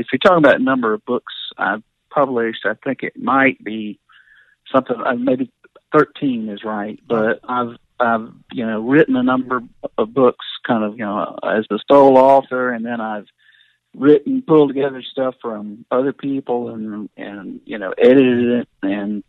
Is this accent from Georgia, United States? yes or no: yes; Hartwell, Georgia, United States; also born or lived in Athens, Georgia; I grew up in Northeast Georgia